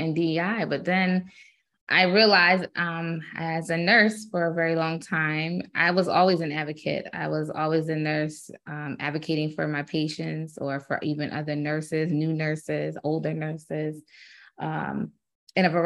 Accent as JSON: {"language": "English", "town": "Kaduna", "region": "Kaduna State", "country": "Nigeria", "tie": "born or raised there", "said": "It's a Nigerian name. I was born in Kaduna, Nigeria. I'm Edo"}